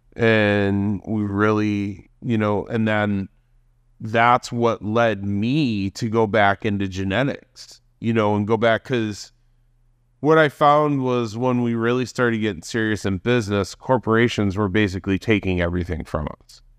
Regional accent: Hamburg, New York, United States; in Hamburg, right outside of Buffalo, in the suburbs

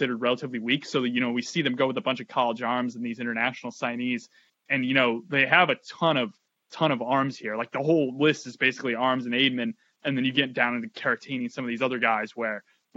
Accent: Connecticut, United States; moved away as an adult; now in Boston, United States; my hometown in Connecticut

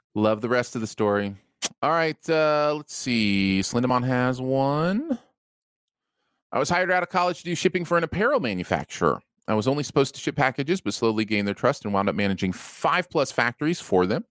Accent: Michigan, United States; being from Michigan

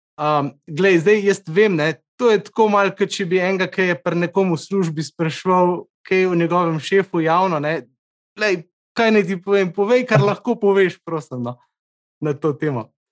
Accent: Krško, Slovenia; mi, ki smo iz Krškega

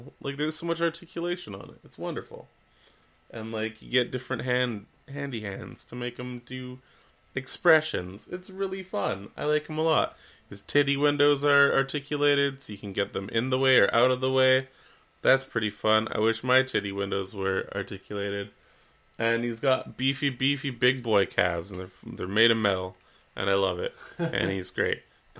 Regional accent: Canada; But we are Canadian.

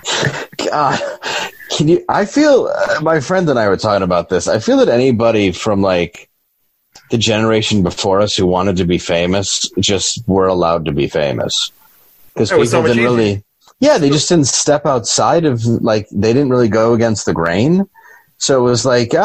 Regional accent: Detroit, Michigan, United States; I grew up in Detroit

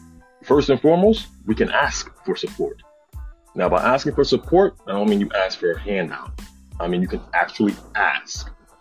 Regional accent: New York, United States; moved away; I'm from New York, but I've lived quite literally all over the world.

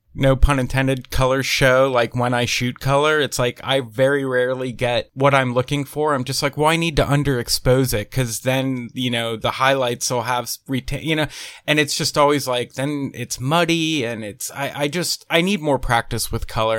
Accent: Pennsylvania, United States; moved away as an adult; now in Nashville, United States; I'm originally from Pennsylvania, but I've been living in Nashville for the last, wow, it'll be eight years this year

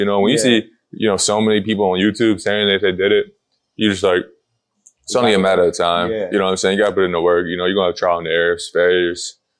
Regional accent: Akron, Ohio, United States; I was born and raised in Akron. Moved around a little bit. Akron's where the roots are at.

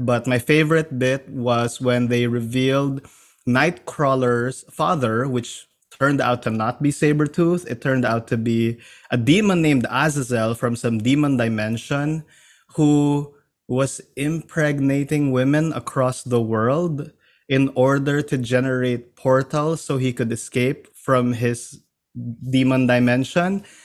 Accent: Philippines; now in New York, United States; I come from the Philippines. I'm a comics creator from the Philippines who's now based in New York

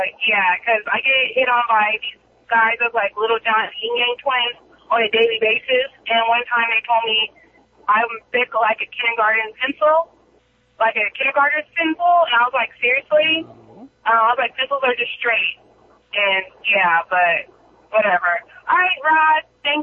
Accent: California, United States; accent: white girl from the valley; also born or lived in Arizona; now in Florida, United States; now you guys are disrespecting California. Come on now. That's where I'm from. Arizona and Florida, two places that I have resided, still live in Florida, sadly.

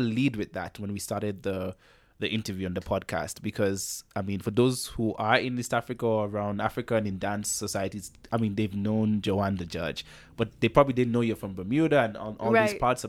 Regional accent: Antigua & Barbuda; now in Kenya; And when I moved from Antigua and Barbuda to Kenya, it was just at the scale.

